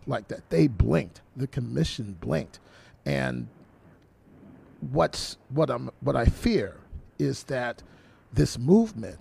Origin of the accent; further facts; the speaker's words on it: Philadelphia, Pennsylvania, United States; now in Massachusetts, United States; I'm from Philly, and I was raised very black middle class